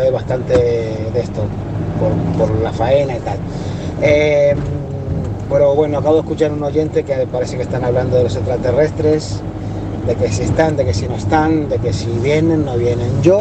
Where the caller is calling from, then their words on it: Barcelona, Catalonia, Spain; aquí de Barcelona